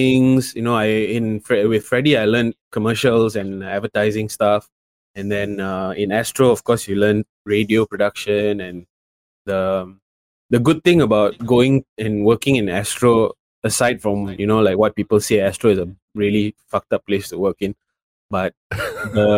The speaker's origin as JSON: {"language": "English", "country": "Malaysia", "said": "me being Malaysian and being over there"}